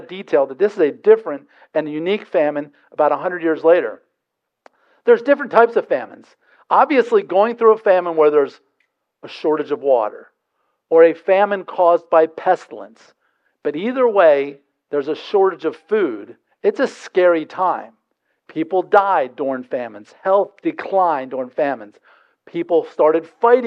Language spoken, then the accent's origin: English; Delaware, United States; I'm from Delaware